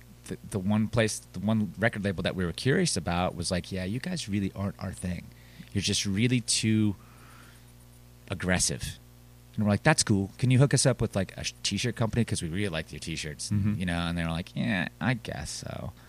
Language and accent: English; the South, United States; We're from the South. We like being from the South. We like the slow pace.